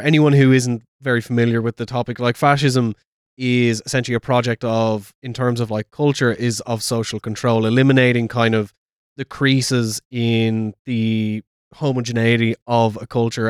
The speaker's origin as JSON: {"language": "English", "country": "Ireland", "said": "me being Irish"}